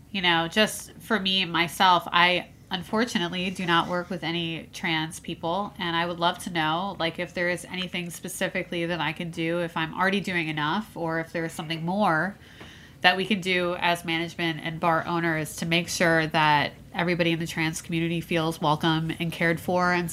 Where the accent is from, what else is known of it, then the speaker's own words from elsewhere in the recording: New Jersey, United States; now in New York City, United States; "Where are you from?" And I'm like, "Oh, Jersey."